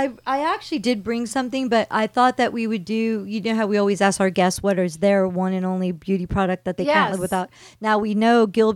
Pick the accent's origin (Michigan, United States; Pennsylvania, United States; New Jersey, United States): New Jersey, United States; we grew up in New Jersey, so we didn't know anyone that was vegetarian or vegan.